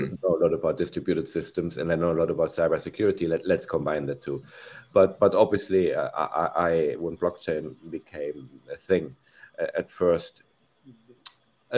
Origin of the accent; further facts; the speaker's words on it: Germany; moved away as an adult; now in Spain; I'm from Germany originally.